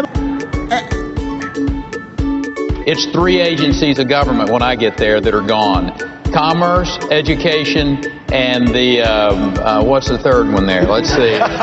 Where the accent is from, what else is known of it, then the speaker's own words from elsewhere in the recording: Louisiana, United States; I'm from Louisiana